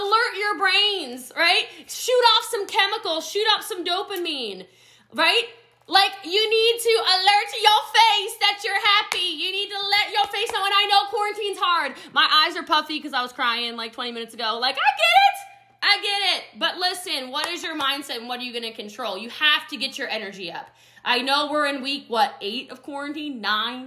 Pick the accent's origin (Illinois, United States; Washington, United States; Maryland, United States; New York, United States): Maryland, United States; Middletown; now in Frisco, United States; I actually grew up in poverty in a small, small country town in Frederick County, Maryland. I'm from Middletown, Maryland originally. I live in Frisco, Texas, though